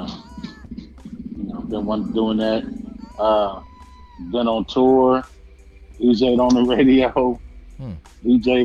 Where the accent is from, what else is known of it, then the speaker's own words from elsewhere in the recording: Compton, California, United States; I'm from Compton, California